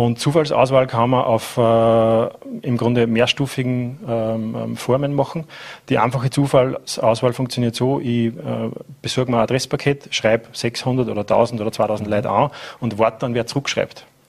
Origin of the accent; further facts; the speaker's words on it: Mühlviertel, Upper Austria, Austria; moved away as an adult; now in Vorarlberg, Austria; Ich bin in einem Gasthaus aufgewachsen äh, und damit auch am Stammtisch, äh, in dem Fall im Mühviertel